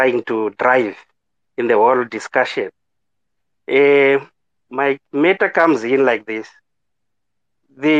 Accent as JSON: {"language": "English", "country": "Zimbabwe", "moved": "as an adult", "lives_now": "South Africa", "said": "I'm a foreigner, I'm from Zimbabwe. I have been here in South Africa for the past 12 years"}